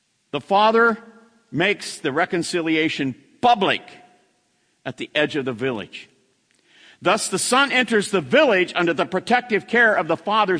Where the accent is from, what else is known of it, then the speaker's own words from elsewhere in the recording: United States; I'm an American